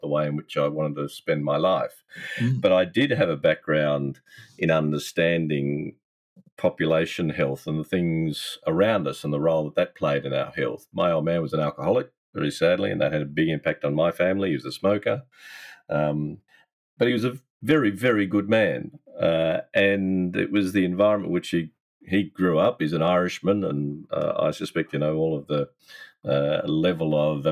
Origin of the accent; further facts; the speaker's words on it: Newcastle, New South Wales, Australia; moved away as an adult; also born or lived in Perth; in my hometown